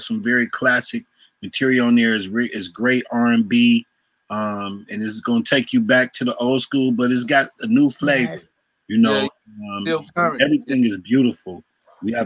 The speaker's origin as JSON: {"language": "English", "town": "Cleveland", "region": "Ohio", "country": "United States", "said": "Cleveland, Ohio"}